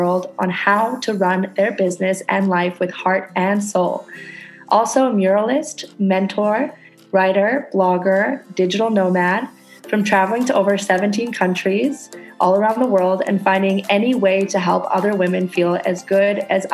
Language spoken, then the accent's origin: English; Canada; now in Indonesia